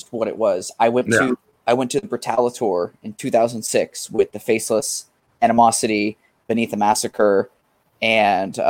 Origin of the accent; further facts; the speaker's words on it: Concord, California, United States; Concord, where I'm from, Concord, California